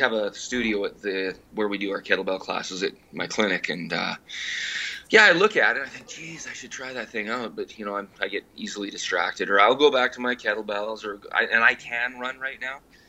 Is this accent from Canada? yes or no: yes; Canada; I'm Canadian